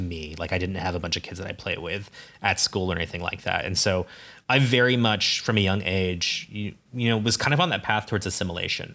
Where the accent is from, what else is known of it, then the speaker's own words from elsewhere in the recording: Ames, Iowa, United States; I grew up in Ames, Iowa, university town.